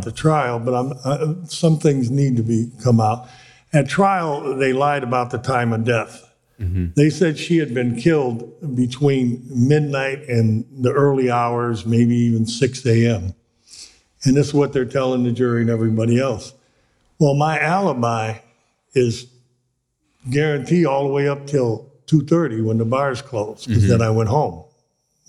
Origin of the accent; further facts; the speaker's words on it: Cleveland, Ohio, United States; I grew up in Cleveland, Ohio